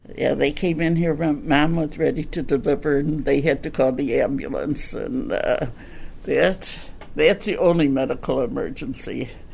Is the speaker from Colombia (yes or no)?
no; Chicago, Illinois, United States; was born in Bridgeport. I'm from the southwest side near Midway Airport